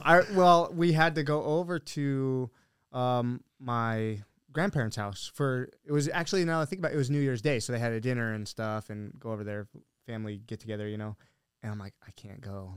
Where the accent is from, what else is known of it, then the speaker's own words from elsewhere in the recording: Billings, Montana, United States; also born or lived in Helena, Montana; now in Arizona, United States; I grew up in Billings, which is like the, the biggest city there